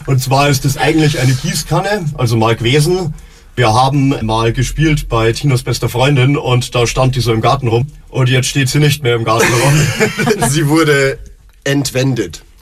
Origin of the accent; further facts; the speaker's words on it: Fürstenfeldbruck, Bavaria, Germany; man ist halt persönlich Brucker